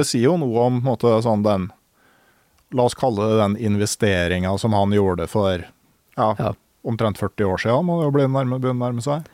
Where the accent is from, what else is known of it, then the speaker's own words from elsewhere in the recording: Gausdal, Innlandet, Norway; som i Gausdal, der jeg kommer fra